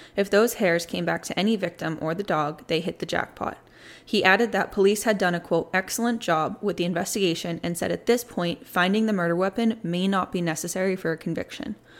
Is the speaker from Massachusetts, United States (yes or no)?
yes; Plymouth, Massachusetts, United States; moved away as an adult; now in Charlotte, United States; Born and raised until this past July up in Massachusetts. I grew up in Plymouth